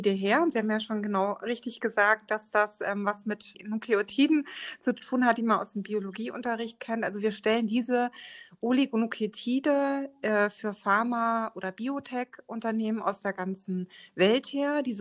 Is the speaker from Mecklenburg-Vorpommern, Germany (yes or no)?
no; Frankfurt, Hesse, Germany; born there; ich bin sogar in Frankfurt geboren.